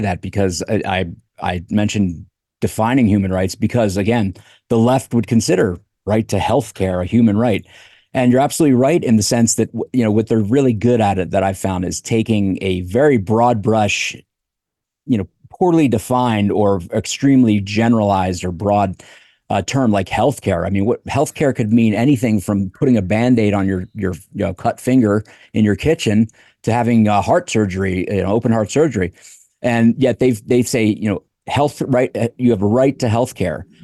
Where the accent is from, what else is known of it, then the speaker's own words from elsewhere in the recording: United States; also born or lived in Colorado; as an American